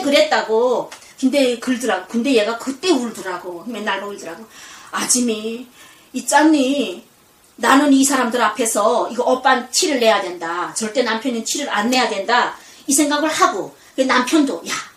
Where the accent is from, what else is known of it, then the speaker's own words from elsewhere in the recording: North Korea; now in South Korea; 그 북한의 애국가를 평생